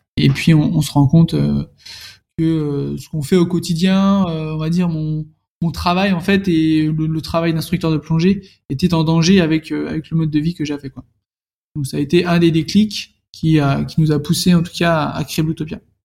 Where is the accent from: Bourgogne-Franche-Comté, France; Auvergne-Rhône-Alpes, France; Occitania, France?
Bourgogne-Franche-Comté, France; Dijon; moved away; je suis née né à Dijon, j'ai fait toute mon enfance à Dijon.